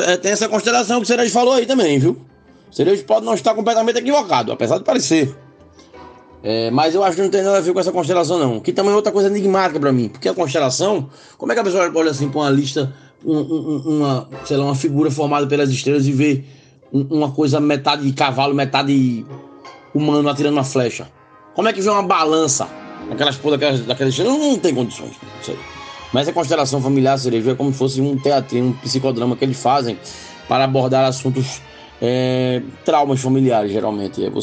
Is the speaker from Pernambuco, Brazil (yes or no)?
yes; Limoeiro, Pernambuco, Brazil; moved away; Limoeiro, inclusive, minha terra